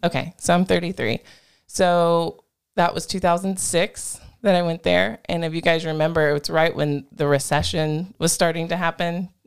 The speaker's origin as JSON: {"language": "English", "town": "Groesbeck", "region": "Texas", "country": "United States", "tie": "born or raised there", "moved": "yes", "said": "my hometown, Grosbeck"}